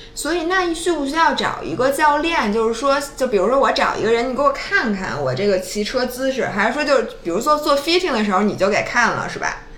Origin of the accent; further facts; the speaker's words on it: China; 我作为一个中国人的中国味的这种平时的这个习惯